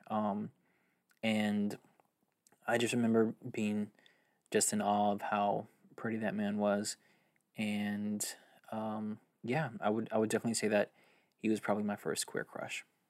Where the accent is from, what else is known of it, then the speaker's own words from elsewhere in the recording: Fort Worth, Texas, United States; I grew up in Fort Worth, Texas, my entire life